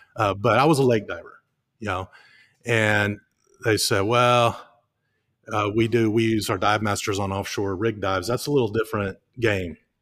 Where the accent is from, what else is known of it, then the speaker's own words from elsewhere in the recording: Highland Lakes, Lake LBJ, Texas, United States; I grew up on the Highland Lakes all my life. My, my bed growing up as a child was literally fifty feet from the shores of Lake L B J